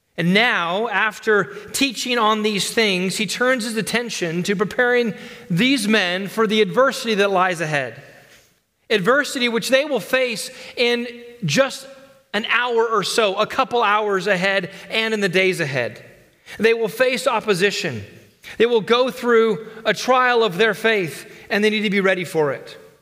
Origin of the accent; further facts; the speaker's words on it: United States; as American Christians